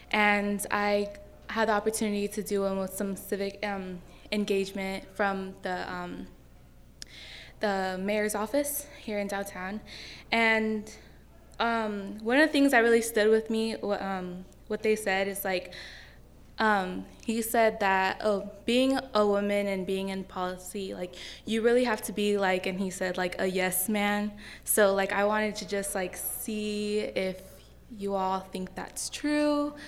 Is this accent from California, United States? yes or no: yes; San Jose, California, United States; moved away as an adult; now in Sacramento, United States; I'm a first year at CSUS. Yeah, so this is my second semester even being in Sacramento. I'm from San Jose.